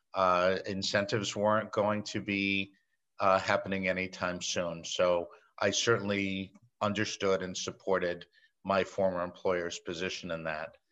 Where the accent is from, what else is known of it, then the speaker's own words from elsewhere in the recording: New York, United States; I'm a native New Yorker. I embrace my accent.